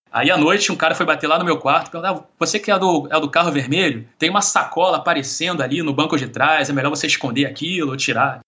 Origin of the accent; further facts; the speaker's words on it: Rio de Janeiro, Brazil; eu, como carioca